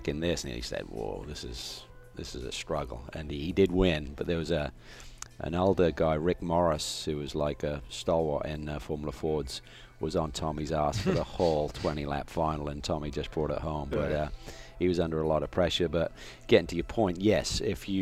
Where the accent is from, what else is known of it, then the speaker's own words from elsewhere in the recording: Norwich, East of England, United Kingdom; Quality Foam Products was his business in Norwich, my hometown